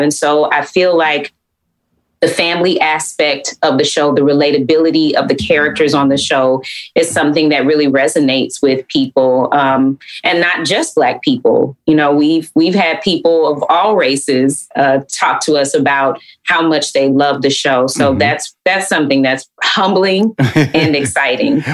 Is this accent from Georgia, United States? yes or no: yes; Atlanta, Georgia, United States; growing up in Atlanta uh, is hot